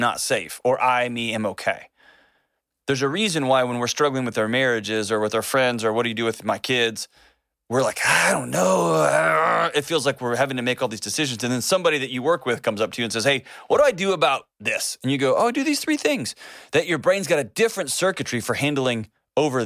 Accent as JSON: {"language": "English", "country": "United States", "also_born_or_lived": "Tennessee", "said": "I'm from Texas and Tennessee"}